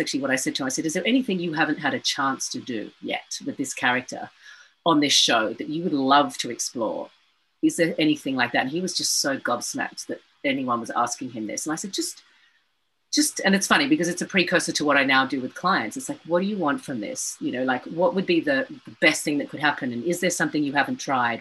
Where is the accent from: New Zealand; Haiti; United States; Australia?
Australia; I'm going to be treated like an American actor, not as an Australian